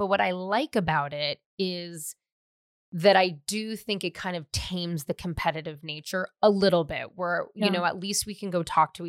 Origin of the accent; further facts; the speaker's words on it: San Francisco, California, United States; also born or lived in West Hollywood; now in Glendale, United States; I'm from San Francisco